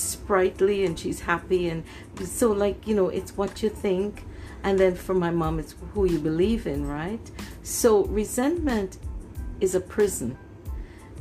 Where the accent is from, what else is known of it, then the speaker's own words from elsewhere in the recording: Canada; also born or lived in Trinidad; I grew up here in Canada